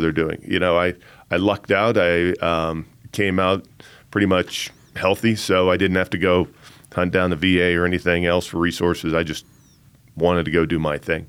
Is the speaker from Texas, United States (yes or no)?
no; Colorado Springs, Colorado, United States; I grew up here in the Springs as the son of a Air Force officer